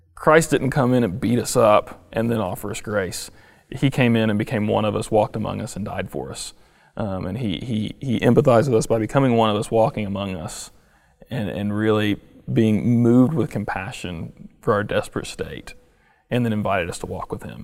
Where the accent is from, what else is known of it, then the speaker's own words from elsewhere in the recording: United States; as an American